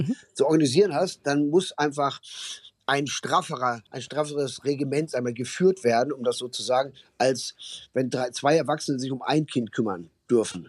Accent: Ruhr area, North Rhine-Westphalia, Germany; also born or lived in Berlin; now in Cologne, Germany; weil ich bin ja aus dem Ruhrgebiet

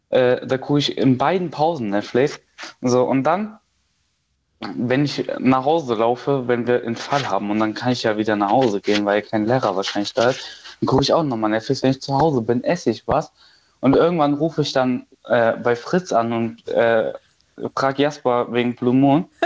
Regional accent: Hesse, Germany; Ich komme da nicht her, ich komme aus der Nähe von Gießen.

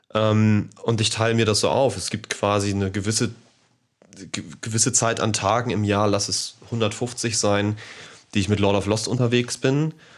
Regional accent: Hamburg, Germany; ich bin gebürtiger Deutscher, ich bin Hamburger.

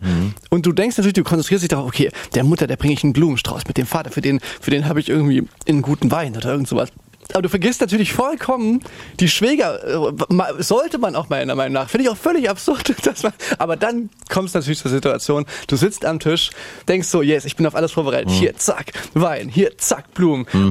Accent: foot of the Ore Mountains, Saxony, Germany; dass man schon da, wo wir herkommen, da ist schon noch so, noch so am Fuße des Erzgebirges

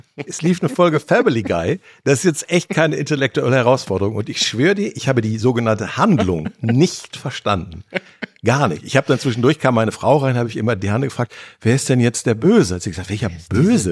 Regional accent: North Rhine-Westphalia, Germany; als Ostwestfale

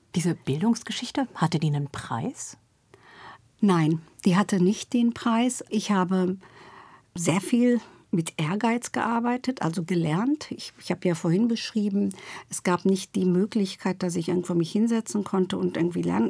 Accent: Duisburg, North Rhine-Westphalia, Germany; also born or lived in Turkey; now in Berlin, Germany; Ich komme aus Duisburg-Rheinhausen sogar.

